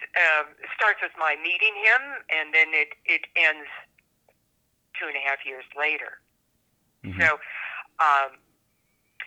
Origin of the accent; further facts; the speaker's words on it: Northern California, United States; also born or lived in Washington, D.C. area; now in New Mexico, United States; I grew up in Northern California, but I spent a lot of time on the East Coast in the Washington, D.C. area